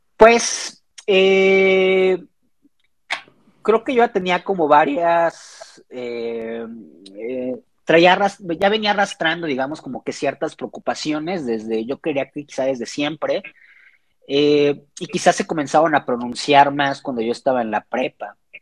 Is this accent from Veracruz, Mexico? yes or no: yes; Xalapa, Veracruz, Mexico; moved away as an adult; now in Mexico City, Mexico; soy de Jalapa, Veracruz. Llevo ya aproximadamente unos ocho años, si no me equivoco, viviendo en Ciudad de México.